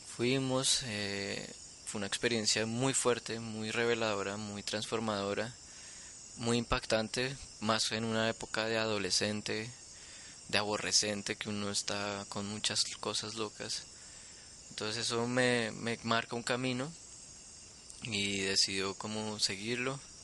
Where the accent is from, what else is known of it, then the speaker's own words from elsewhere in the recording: Bogotá, Colombia; Yo soy de Bogotá y nací en Bogotá y viví y crecí toda la vida allí